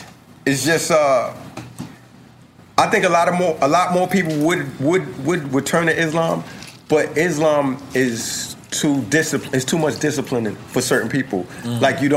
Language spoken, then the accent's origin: English; New York City, New York, United States; also born or lived in Bed-Stuy, Brooklyn; The bridge is where I came up